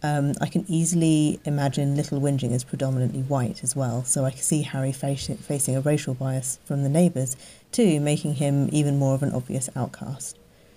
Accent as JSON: {"language": "English", "region": "London", "country": "United Kingdom", "said": "I'm from London."}